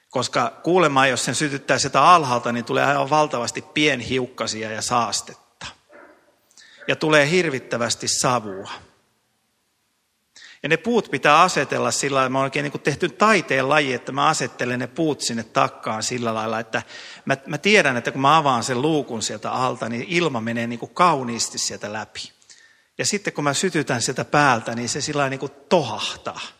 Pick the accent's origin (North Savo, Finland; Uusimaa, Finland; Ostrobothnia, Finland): Ostrobothnia, Finland; moved away; minä pohjalaisena miehenä voin Pohjanmaalta omasta perämettästä tuoda puita